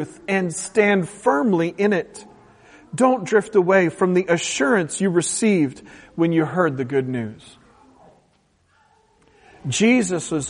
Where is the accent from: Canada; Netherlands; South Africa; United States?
United States; West Coast; moved away; I'm from the West Coast, a very utilitarian culture